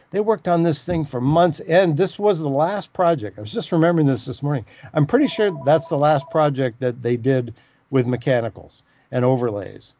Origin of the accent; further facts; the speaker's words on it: West Coast, United States; moved away as an adult; also born or lived in Santa Cruz / Midwest / New York City; I'm from the West Coast and I'd gone to grad school in the Midwest